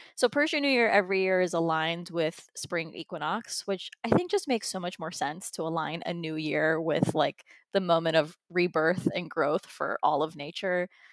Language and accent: English; United States; I was born here in the United States